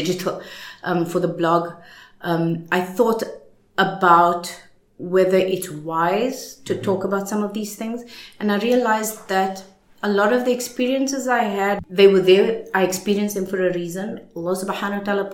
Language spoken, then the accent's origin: English; Johannesburg, Gauteng, South Africa; moved away; I didn't grow up in Cape Town. I grew up in Johannesburg in apartheid years